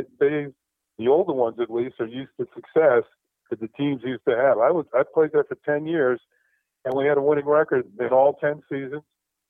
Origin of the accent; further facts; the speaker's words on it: New York, United States; I grew up in New York